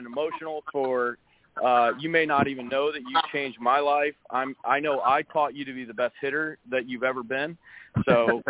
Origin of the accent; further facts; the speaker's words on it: St. Louis, Missouri, United States; moved away; growing up in St. Louis